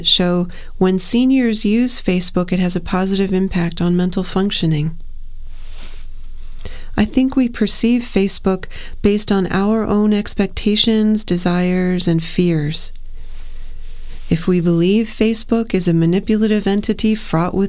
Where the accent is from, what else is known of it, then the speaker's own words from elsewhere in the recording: Ohio, United States; I'm from Ohio